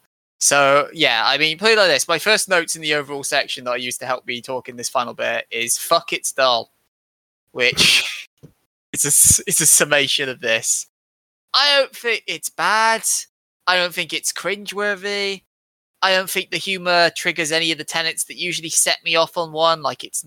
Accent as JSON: {"language": "English", "country": "United Kingdom", "said": "I'm British, I'm supposed to be Christian"}